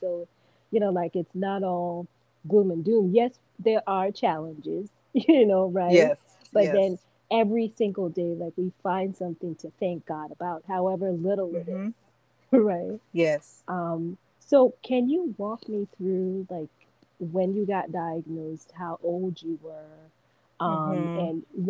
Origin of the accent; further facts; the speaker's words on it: Nigeria; I'm from Nigeria